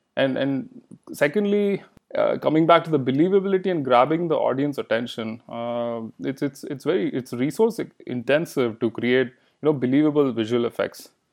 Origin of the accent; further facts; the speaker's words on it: Bangalore, Karnataka, India; first language Kannada; English is a second language; moved away as an adult; also born or lived in Tucson, Arizona, United States; now in United States; I grew up in Bangalore